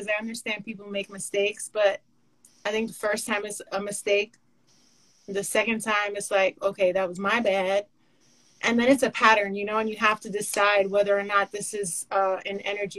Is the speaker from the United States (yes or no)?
yes; New York, United States; We're both originally from New York.